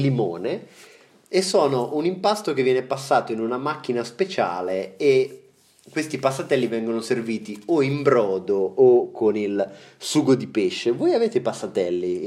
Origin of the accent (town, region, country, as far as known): Marche, Italy